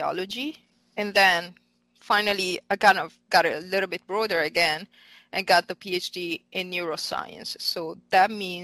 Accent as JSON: {"language": "English", "town": "Milan", "region": "Lombardy", "country": "Italy", "also_born_or_lived": "Heidelberg, Germany", "second_language": "English", "moved": "as an adult", "lives_now": "Philadelphia, United States", "said": "I'm actually Italian. So I'm from Milan, and I actually studied in Italy"}